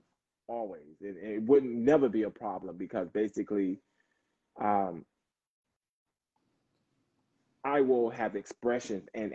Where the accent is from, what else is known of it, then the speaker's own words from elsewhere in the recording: the South, United States; I'm from the South